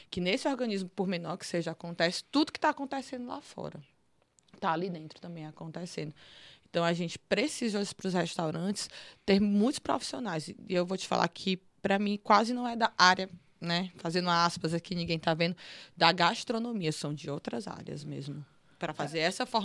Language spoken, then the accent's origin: Portuguese; Northeast Region, Brazil; Eu não posso falar sobre racismo, eu sou mulher branca, eu sou nordestina, eu só posso falar como eu recebo a xenofobia